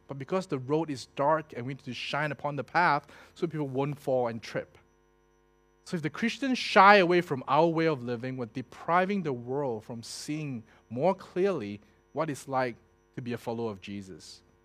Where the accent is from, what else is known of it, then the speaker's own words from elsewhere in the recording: Singapore; I was born in Singapore